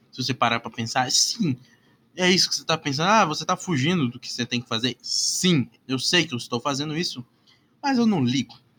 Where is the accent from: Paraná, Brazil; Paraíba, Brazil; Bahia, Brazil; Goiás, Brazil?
Paraná, Brazil; Curitiba; Bah, eu nem sou gaúcho pra falar essa porra. Bah, meu. Bah, guri. Curitibano tá falar, ah, bah, meu.